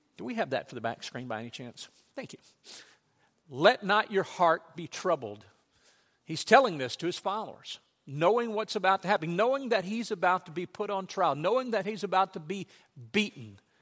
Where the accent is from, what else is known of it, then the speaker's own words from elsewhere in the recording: Louisiana, United States; when I was a child growing up in Louisiana, we had a farm